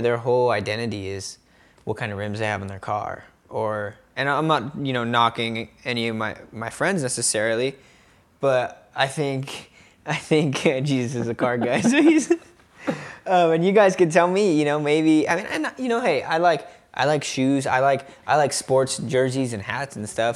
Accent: United States; as an American

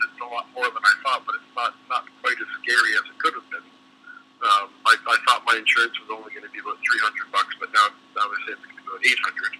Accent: Oshawa, Ontario, Canada; now in Maple Ridge, Canada; I grew up in Oshawa

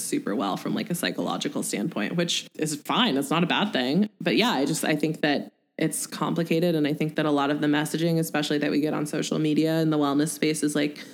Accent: Pacific Northwest, United States; we grew up in the Pacific Northwest

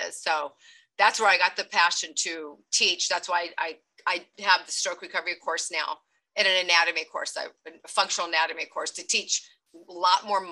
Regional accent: Long Beach, California, United States; also born or lived in Oregon; I grew up here in Long Beach, but I was in Oregon for 8 years

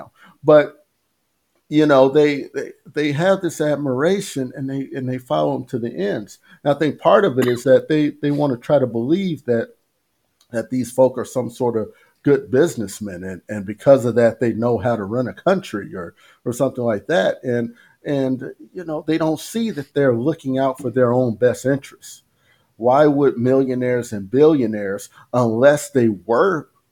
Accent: United States; I grew up in the United States. I was born here.

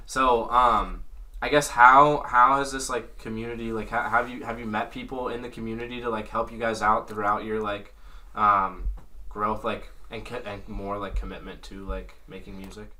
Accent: North Carolina, United States; I'm from the South. I'm from North Carolina.

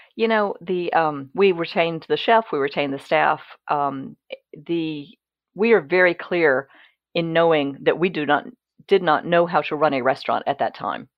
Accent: Mississippi, United States; moved away as an adult; now in Virginia, United States; I'm originally from Mississippi

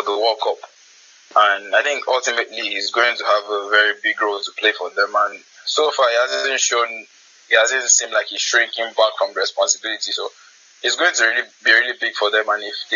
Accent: Nigeria; as a Nigerian

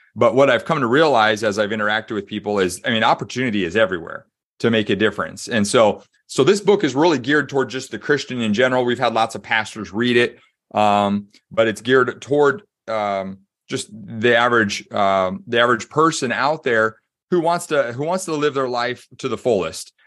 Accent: Des Moines, Iowa, United States; moved away as an adult; also born or lived in Springfield, Missouri; My dad was a, um, a s, administrative pastor at a church in Des Moines, Iowa. So, um, born and raised in the Midwest

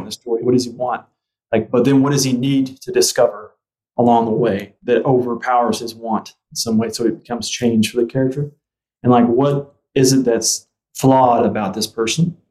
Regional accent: Spiro, Oklahoma, United States; moved away; Where I grew up in Spiro, Oklahoma, I graduated with 80 people

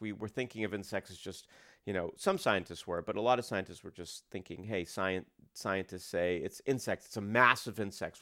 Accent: United States; I grew up outside of Portland

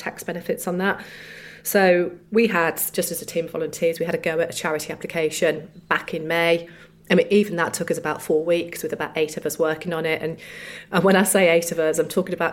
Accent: Solihull, West Midlands, United Kingdom; we're from Solihull

